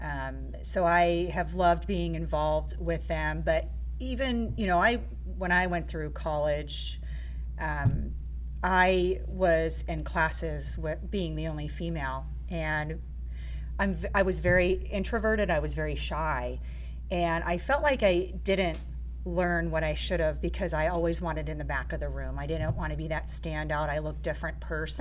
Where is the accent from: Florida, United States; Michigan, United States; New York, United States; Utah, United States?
Florida, United States; Daytona Beach; I was born and raised in Daytona Beach